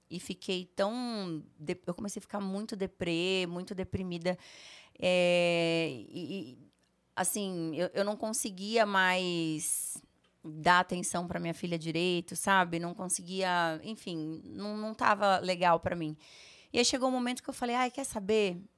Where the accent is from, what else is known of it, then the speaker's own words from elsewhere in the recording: Rondônia, Brazil; also born or lived in Sertanópolis; Eu nasci em Sertanópolis, no interior do Paraná. Morei acho que um ano ou dois só, porque meu pai recebeu uma proposta para ser diretor de um hospital é, em Rondônia.